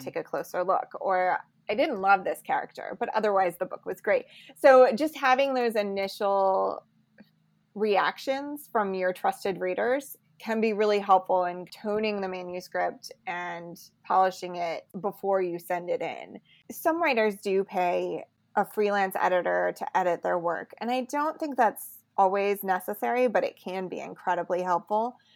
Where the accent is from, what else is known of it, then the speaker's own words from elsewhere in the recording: Lexington, Kentucky, United States; also born or lived in Muhlenberg County, Kentucky / New York City; now in Louisville, United States; I really grew up mostly in Lexington, and then I moved to Louisville for my last two years of high school